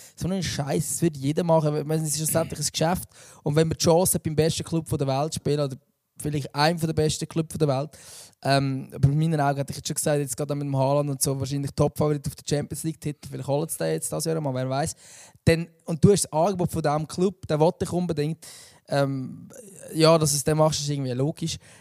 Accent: Lucerne, Switzerland

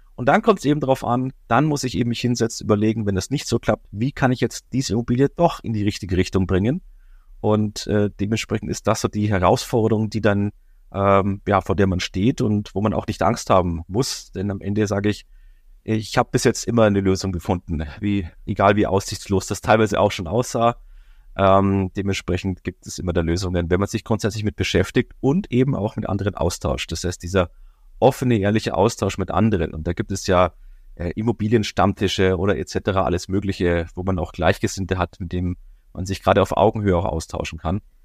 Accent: Bavaria, Germany; jetzt komme ich ja aus Bayern

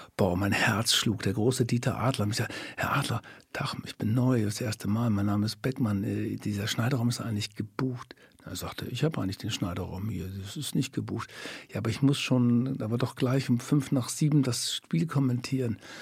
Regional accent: Lower Saxony, Germany; moved away; also born or lived in Cologne; in meinem Heimatort Tüstringen in der Nähe von Bremen die ganzen Jahre Fußball gespielt

